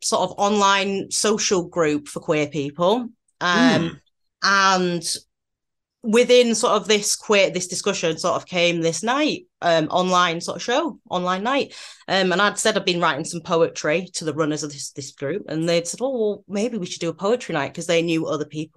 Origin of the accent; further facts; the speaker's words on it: Yorkshire and the Humber, United Kingdom; moved away as an adult; also born or lived in London; now in Manchester, United Kingdom; originally I'm a Yorkshire girl and then I moved over to London to go to drama school.